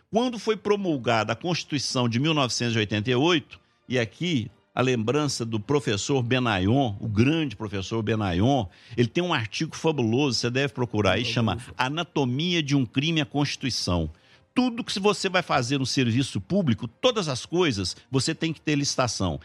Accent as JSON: {"language": "Portuguese", "town": "Passos", "region": "Minas Gerais", "country": "Brazil", "tie": "born or raised there", "said": "Passos, minha terra"}